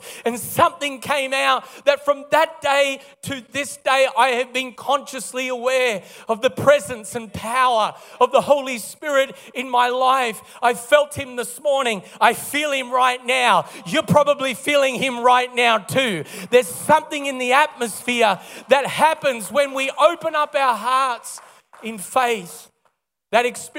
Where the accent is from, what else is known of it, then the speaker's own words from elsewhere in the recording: Melbourne, Victoria, Australia; also born or lived in Kalgoorlie, Western Australia; originally born and raised in Melbourne